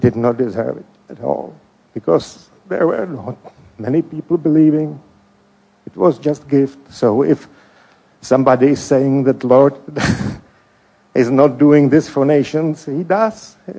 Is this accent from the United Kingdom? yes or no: no; Czechia; English is a second language; moved away as an adult; now in United States; I grew up in Czech Republic